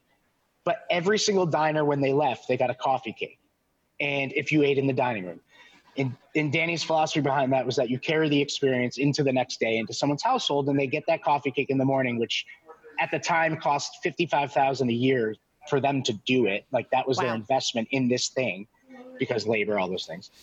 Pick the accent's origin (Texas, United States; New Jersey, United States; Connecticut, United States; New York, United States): Connecticut, United States; moved away as an adult; now in Washington, D.C., United States; I grew up in Connecticut